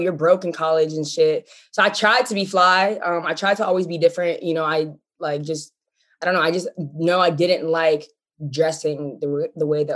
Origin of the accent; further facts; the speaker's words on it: Pittsburgh, Pennsylvania, United States; moved away as an adult; also born or lived in Los Angeles; I'm from Pittsburgh